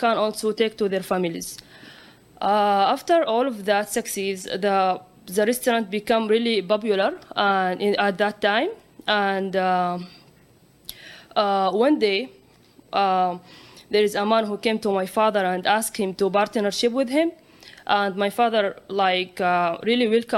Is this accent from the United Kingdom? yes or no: no; Saudi Arabia; moved away; I am from Saudi Arabia.